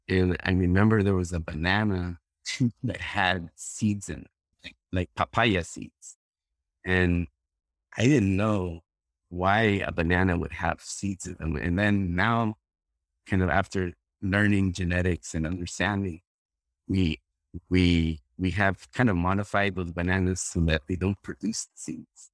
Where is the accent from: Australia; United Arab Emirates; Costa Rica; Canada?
Costa Rica; moved away as an adult; now in Florida, United States; I'm originally from Costa Rica. I'm a, born and raised in Costa Rica